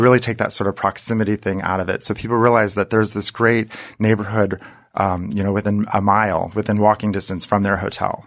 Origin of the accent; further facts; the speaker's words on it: Saint Henry, Ohio, United States; moved away as an adult; also born or lived in Columbus, Ohio; I grew up in Northwest Ohio in a small town called Saint Henry, Ohio